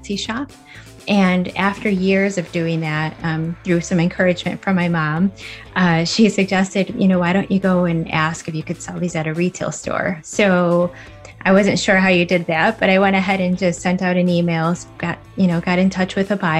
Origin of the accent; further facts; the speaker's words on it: West Chicago, Illinois, United States; I'm from West Chicago, Illinois